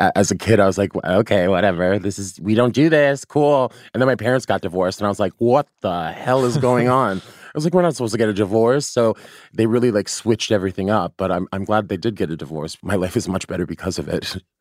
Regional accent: Arizona, United States; now in New York, United States; I grew up in like in Arizona and like a predominantly white high school.

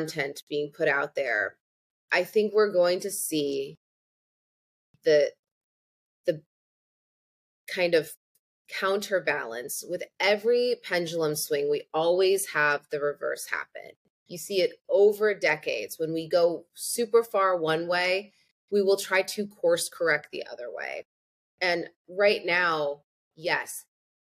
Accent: Peoria, Illinois, United States; I'm from Peoria, Illinois.

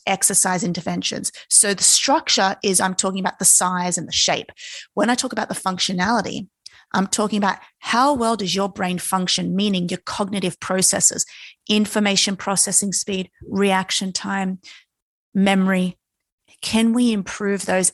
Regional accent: Australia; born and raised in Australia, and if you know anything about us Aussies, we've always grown up around the ocean

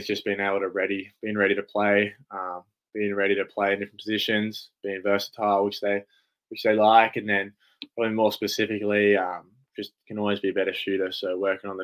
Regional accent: Canberra, Australian Capital Territory, Australia; I'm from Canberra, so I'm from this city.

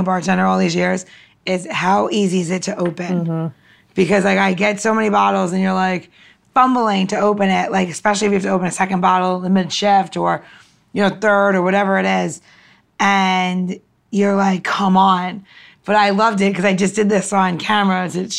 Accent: Long Island, New York, United States; I'm from Long Island.

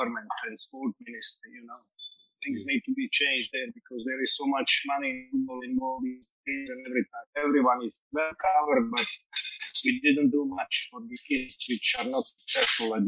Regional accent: Metković, Dubrovnik-Neretva County, Croatia; moved away as an adult; also born or lived in Split / England; I started in my hometown, Metković, which is just like 100 kilometers away from Split

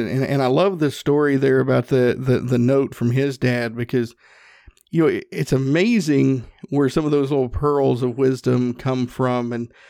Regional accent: Northeast Tennessee, United States; I'm from Northeast Tennessee. We call them Papaws.

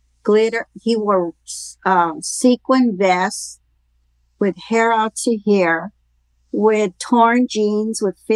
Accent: Los Angeles, California, United States; Growing up in Los Angeles, especially in East L.A., as a young brown woman

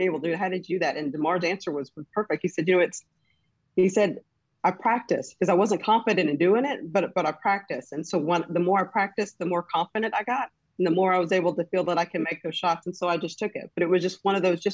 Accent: Midwest City, Oklahoma, United States; also born or lived in Ghana; I'm originally from Ghana and moved to the United States when I was about four, was raised in Midwest City, Oklahoma.

